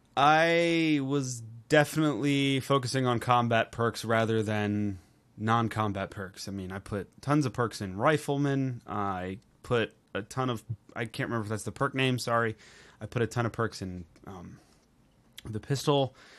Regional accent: Baltimore, Maryland, United States; I'm from Northern Baltimore area. We deal in a lot of crabs.

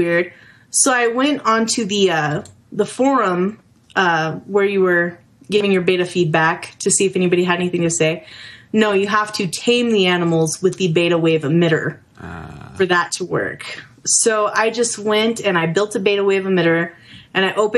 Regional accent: New Mexico, United States; I'm from New Mexico

